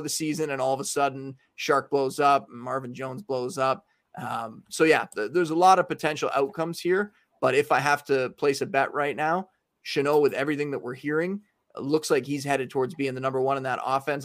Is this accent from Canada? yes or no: yes; Canada; I was from Canada.